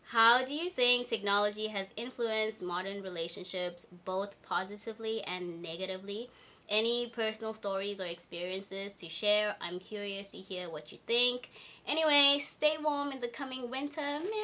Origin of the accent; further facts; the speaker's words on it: Ladysmith, KwaZulu-Natal, South Africa; moved away as an adult; also born or lived in Johannesburg / Centurion; now in South Korea; I grew up in Ladysmith, KZN.